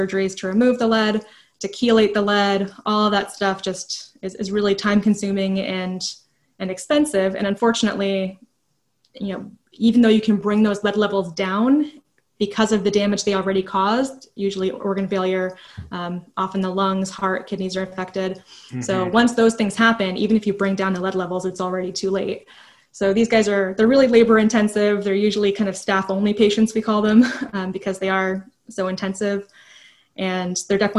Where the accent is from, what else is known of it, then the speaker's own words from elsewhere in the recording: New Jersey, United States; moved away as an adult; now in Virginia, United States; I'm not from here or anything. I'm originally from New Jersey. So it was my first time living in Virginia, and I pretty much just moved here for the job